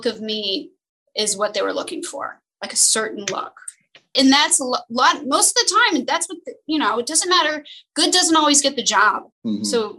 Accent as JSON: {"language": "English", "town": "Los Angeles", "region": "California", "country": "United States", "tie": "born or raised there", "said": "when I was growing up in Los Angeles, I was young, I was broke."}